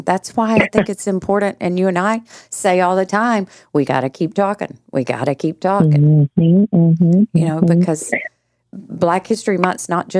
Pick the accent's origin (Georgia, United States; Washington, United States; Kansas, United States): Georgia, United States; I was born and raised in Georgia, and so, you know, in the South